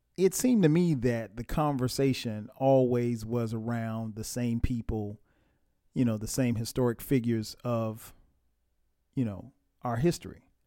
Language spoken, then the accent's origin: English; Florence, South Carolina, United States; I grew up in South Carolina. Florence, South Carolina